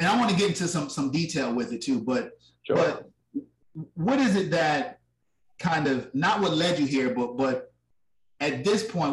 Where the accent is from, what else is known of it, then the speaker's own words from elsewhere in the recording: Richmond, Virginia, United States; my hometown, Richmond, Virginia